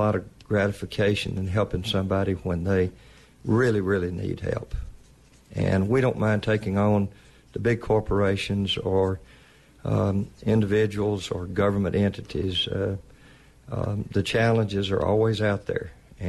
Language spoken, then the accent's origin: English; Ashland, Mississippi, United States; My father started practicing in 1939 in Ashland, Mississippi, and I grew up in Ashland.